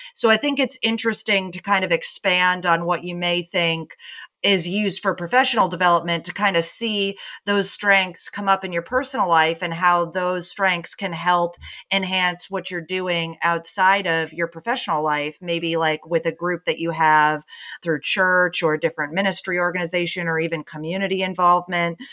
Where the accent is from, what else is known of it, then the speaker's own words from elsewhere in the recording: Connecticut, United States; moved away as an adult; also born or lived in New York City; now in Austin, United States; I'm originally from New England, grew up in Connecticut, and then moved to New York City after college, and then I moved to Austin